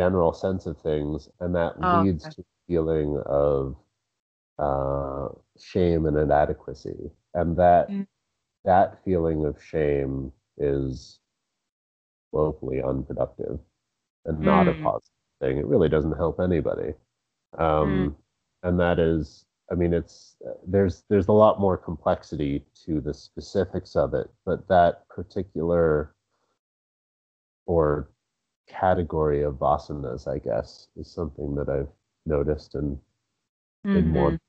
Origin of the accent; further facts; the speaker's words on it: Rumson, New Jersey, United States; I grew up in Rumson.